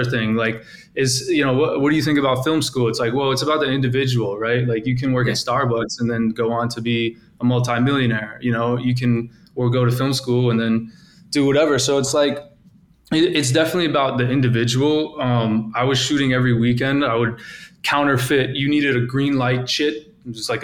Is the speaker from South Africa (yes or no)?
no; Poughkeepsie, New York, United States; moved away as an adult; also born or lived in Chicago; now in Los Angeles, United States; So I'm from Poughkeepsie, New York, originally. I grew up there.